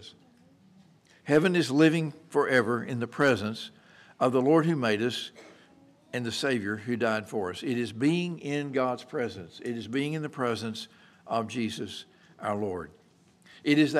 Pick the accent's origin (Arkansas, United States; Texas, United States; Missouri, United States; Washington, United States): Texas, United States; Merkel; growing up in the Methodist Church back in Merkle, Texas